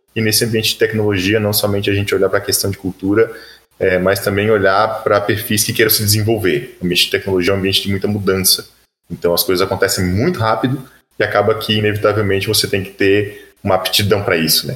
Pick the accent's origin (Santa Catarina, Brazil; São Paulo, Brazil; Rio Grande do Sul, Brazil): Santa Catarina, Brazil; Florianópolis; sou manezinho de Flanops